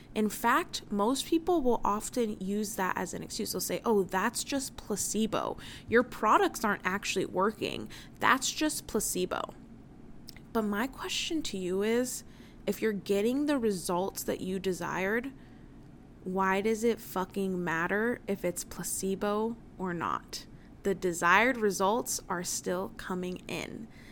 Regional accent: United States; as an American

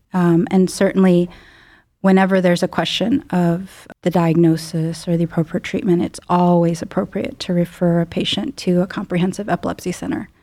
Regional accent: Chicago suburbs, Illinois, United States; moved away as an adult; now in Cleveland, United States; I grew up in the Midwest, um, in Chicago suburbs

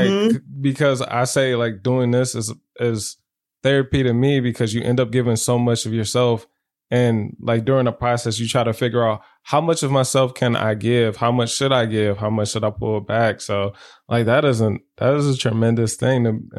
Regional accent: Michigan, United States; And I'm from Michigan.

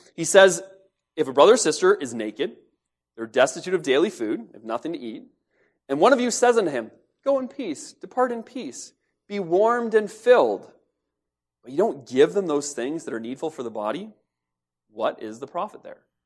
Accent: London, United Kingdom; I grew up in Lambeth. It's just outside of London. It's part of London now.

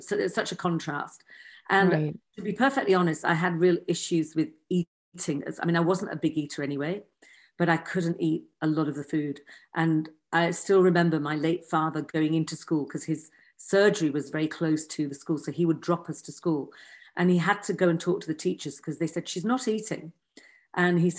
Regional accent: Yorkshire and the Humber, United Kingdom; I grew up in Yorkshire.

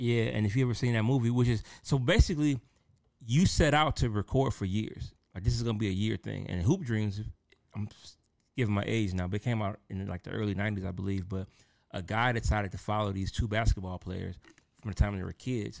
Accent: Detroit, Michigan, United States; I'm from Detroit

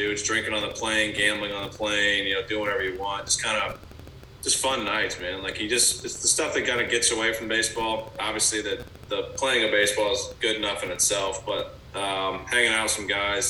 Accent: Bryan, Ohio, United States; also born or lived in Georgia; now in California, United States; I had a really good time growing up in Bryan.

